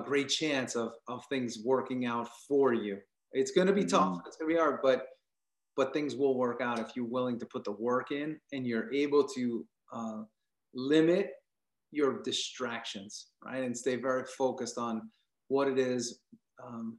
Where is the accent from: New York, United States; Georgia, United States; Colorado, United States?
New York, United States; Long Island; I grew up in New York. So, you know, I grew up on Long Island